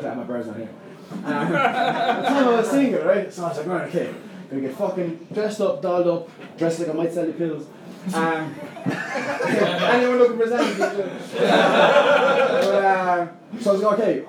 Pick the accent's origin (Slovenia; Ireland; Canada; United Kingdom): Ireland; Limerick, Munster; I'm from Limerick, I'm 28.